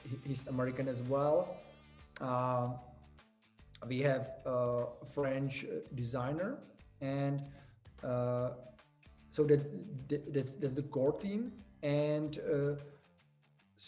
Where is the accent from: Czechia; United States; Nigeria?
Czechia; we are from the Czech Republic